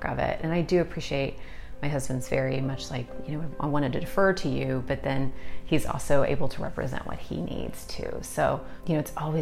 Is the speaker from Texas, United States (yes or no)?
yes; Austin, Texas, United States; I'm from Austin, Texas